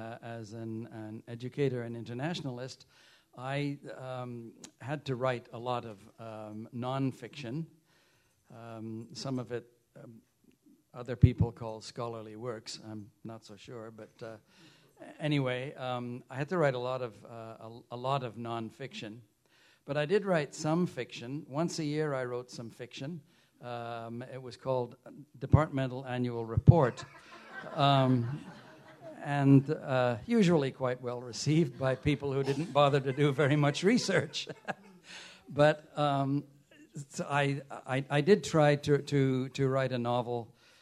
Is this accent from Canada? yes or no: no; United Kingdom; You know, I grew up in the United Kingdom, and my parents, thank heavens, were both fascinated by language.